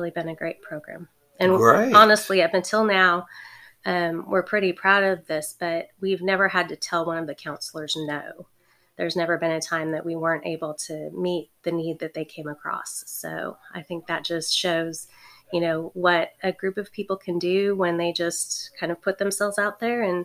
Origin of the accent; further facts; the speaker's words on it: California, United States; moved away as an adult; now in Sylvania, United States; I'm from California